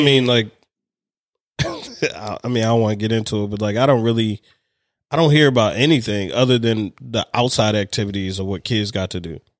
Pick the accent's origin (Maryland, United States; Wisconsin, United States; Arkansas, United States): Maryland, United States; Baltimore; also born or lived in Hawaii / Anne Arundel County, Maryland; I'm from Baltimore